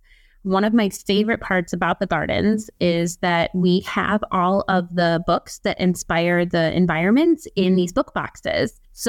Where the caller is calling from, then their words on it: Sheboygan, Wisconsin, United States; So, I am coming from lovely and chilly Sheboygan, Wisconsin. Sheboygan is 1 hour north of Milwaukee